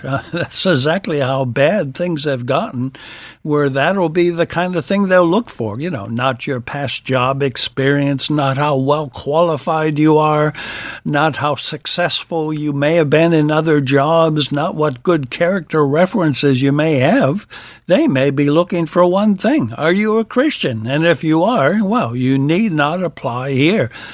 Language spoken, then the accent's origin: English; Wisconsin, United States; my home state, of Wisconsin.